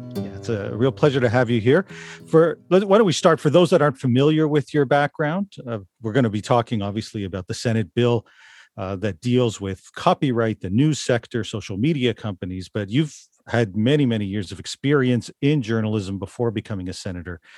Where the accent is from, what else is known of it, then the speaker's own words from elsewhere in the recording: Toronto, Ontario, Canada; growing up in Toronto